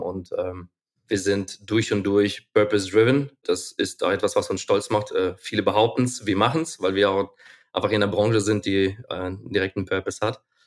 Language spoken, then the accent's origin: German; Ukraine; now in Germany; Ich bin geboren und aufgewachsen in der Ukraine